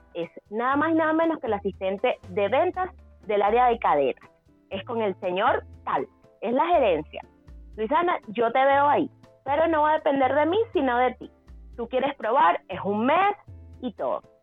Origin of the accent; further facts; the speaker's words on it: Guatire, Miranda, Venezuela; moved away as an adult; also born or lived in Caracas / Guarenas; now in Chile; soy venezolana, em, nací en Caracas, pero eh, me crié en, la zona del estado Miranda, entre Guarenas y Guatire.